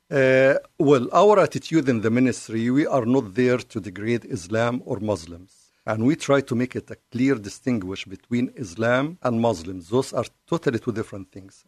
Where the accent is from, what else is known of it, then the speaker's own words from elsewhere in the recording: Cairo, Cairo Governorate, Egypt; English is a second language; now in United States; I'm from the Middle East. I was born and raised in Cairo